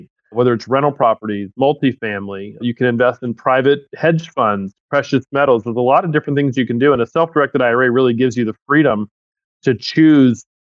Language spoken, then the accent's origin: English; Tampa, Florida, United States; I was actually born and raised in Tampa, Florida